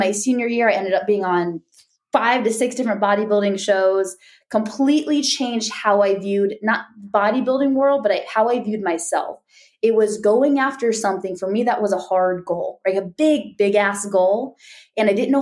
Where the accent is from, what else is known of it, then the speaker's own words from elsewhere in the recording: Ohio, United States; I'm a Midwest girl. So I grew up here in Ohio, which I still live in Ohio area.